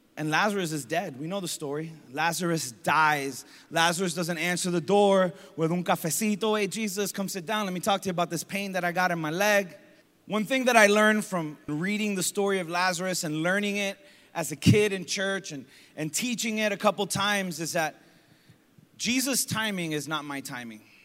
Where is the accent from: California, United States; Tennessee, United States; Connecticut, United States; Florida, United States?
Florida, United States; Hialeah; growing up in Hialeah